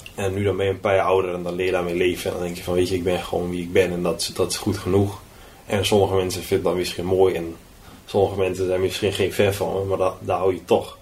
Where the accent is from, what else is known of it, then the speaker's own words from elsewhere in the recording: Lutten, Overijssel, Netherlands; moved away as an adult; now in Switzerland; bij ons in Lutten, toen de boerderij waar we destijds woonden.